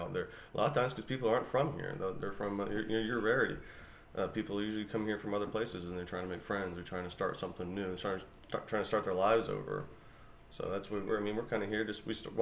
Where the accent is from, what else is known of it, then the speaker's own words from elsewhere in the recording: Florida, United States; I'm from Florida.